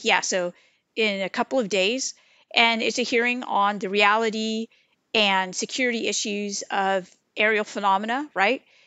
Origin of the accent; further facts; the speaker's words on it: California, United States; moved away as an adult; now in Wilmington, North Carolina, United States; I grew up in the California environment of eclectic spirituality